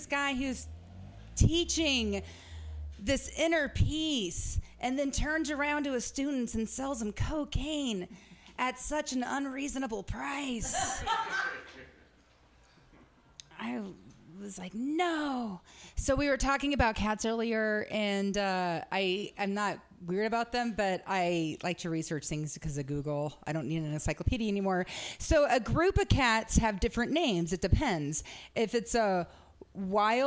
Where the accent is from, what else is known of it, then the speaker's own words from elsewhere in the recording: Medford, Oregon, United States; I am from Medford, Oregon